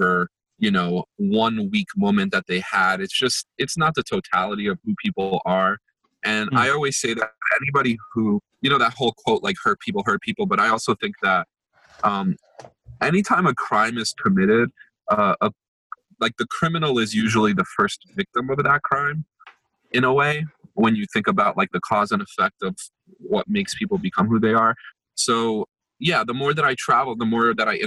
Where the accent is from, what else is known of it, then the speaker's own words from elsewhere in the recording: United States; also born or lived in Jerusalem, Israel; I was born in Jerusalem in Israel, and I always think like, wow, if my parents didn't bring me to the States, like I grew up in Jersey and New York